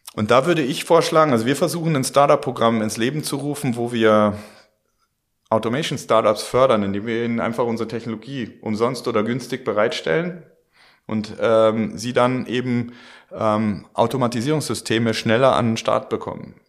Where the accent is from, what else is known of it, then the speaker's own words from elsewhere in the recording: Germany; wir Deutschen